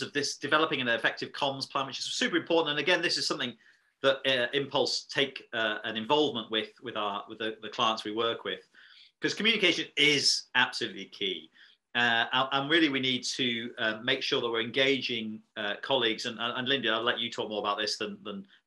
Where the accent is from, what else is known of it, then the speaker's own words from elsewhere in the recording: Yorkshire and the Humber, United Kingdom; as a Yorkshireman